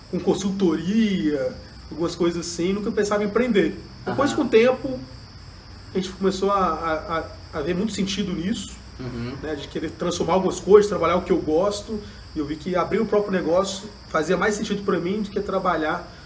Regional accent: Juiz de Fora, Minas Gerais, Brazil; eu nasci em Juiz de Fora, sou daqui mesmo, né? Tenho um carinho muito grande pela cidade

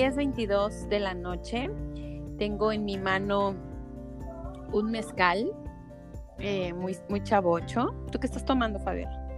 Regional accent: Guadalajara, Jalisco, Mexico; moved away as an adult; Soy tapatía, pero de corazón costeño

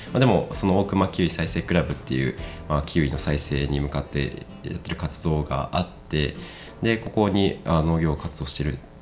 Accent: Kansai, Japan; 私も関西出身だった

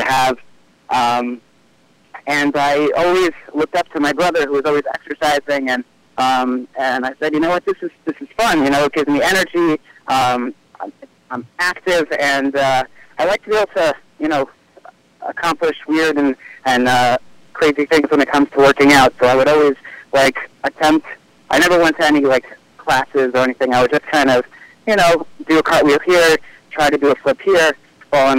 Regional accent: Highland Park, New Jersey, United States; I grew up in Highland Park, New Jersey

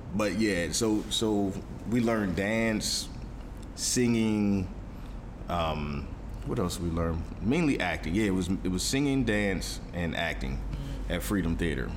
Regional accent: Philadelphia, Pennsylvania, United States; I'm from Philly

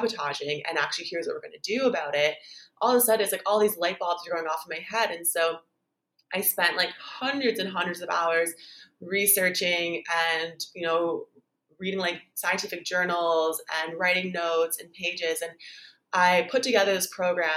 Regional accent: Canada; now in Bali, Indonesia; I'm Canadian, but I live in Bali

